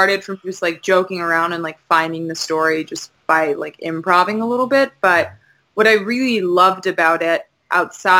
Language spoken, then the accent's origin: English; Maryland, United States; moved away; I'm from Maryland originally, which is kind of South